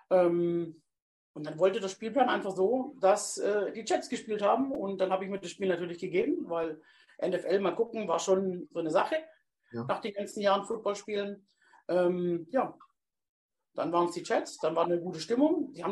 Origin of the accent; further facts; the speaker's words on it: Kornwestheim, Baden-Württemberg, Germany; Ähm, gebürtig in Kornwestheim, ähm, zwölf Kilometer von Stuttgart weg. Wir hatten damals schon relativ viel ami präsenz bei uns.